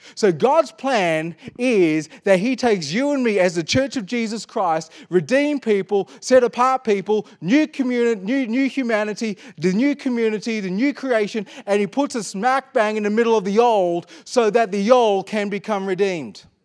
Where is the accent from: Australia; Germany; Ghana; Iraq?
Australia; Perth, Western Australia; I was born in Perth, Western Australia